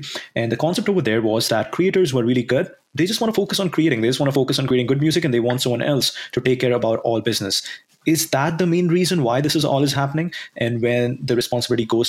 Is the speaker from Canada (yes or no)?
no; India; I'm from India. And I grew up in India